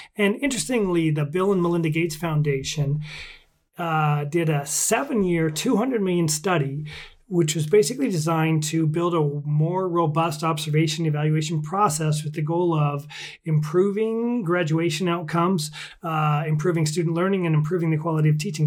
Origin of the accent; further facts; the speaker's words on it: Washington, United States; my home state of Washington State